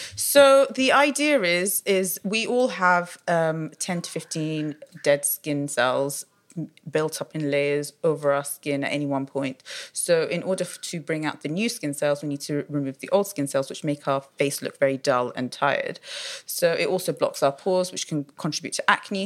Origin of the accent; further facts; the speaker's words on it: London, United Kingdom; So I was born in London. Uh, my parents are of Iraqi origin. Um, wow. I studied my whole life here